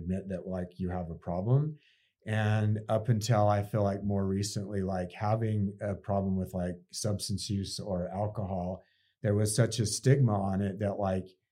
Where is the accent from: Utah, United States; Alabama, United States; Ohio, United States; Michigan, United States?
Utah, United States; Salt Lake City; also born or lived in Park City, Utah; I grew up actually in the Salt Lake, but then spent most of my life in Park City in my adult years